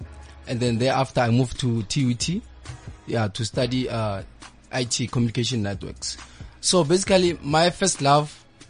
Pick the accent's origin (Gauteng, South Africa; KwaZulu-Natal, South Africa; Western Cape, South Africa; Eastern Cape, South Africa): Gauteng, South Africa; Pretoria; born or raised there; also born or lived in Mwega, near Hammanskraal